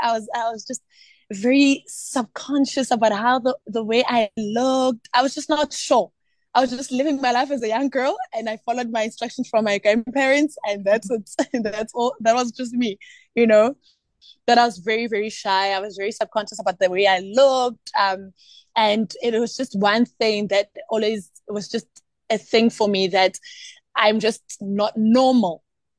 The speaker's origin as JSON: {"language": "English", "town": "Eskalwini", "region": "KwaZulu-Natal", "country": "South Africa", "tie": "born there", "also_born_or_lived": "Eastern Cape", "said": "I was born in Eskalwini, and I had the privilege actually to grow up in different provinces. I actually even grew up in Eastern Cape"}